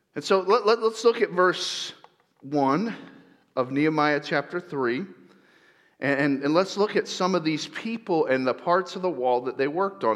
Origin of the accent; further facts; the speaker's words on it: Lakeland, Florida, United States; moved away; I grew up there at Central Florida, a little town called Lakeland